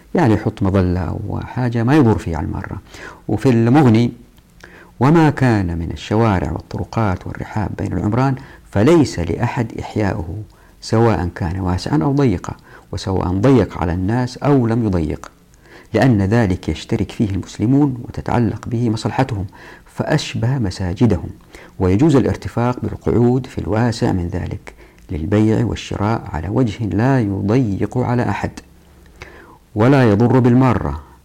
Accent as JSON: {"language": "Arabic", "town": "Taif", "region": "Makkah Province", "country": "Saudi Arabia", "tie": "born or raised there", "said": "أنا أتذكر في طفولتي في الطائف"}